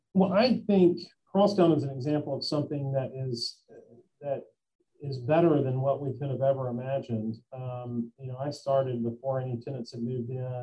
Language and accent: English; Memphis, Tennessee, United States; also born or lived in Bristol, Tennessee; I've lived here most of my life. Um, I've lived here since 1979, so uh, that's, most of my life